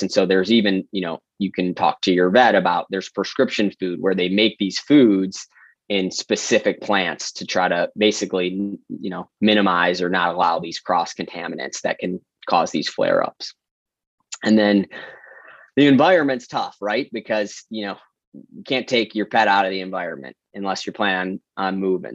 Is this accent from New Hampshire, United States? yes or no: no; Detroit, Michigan, United States; moved away as an adult; also born or lived in New York City; born and raised in Metro Detroit, a Midwesterner at heart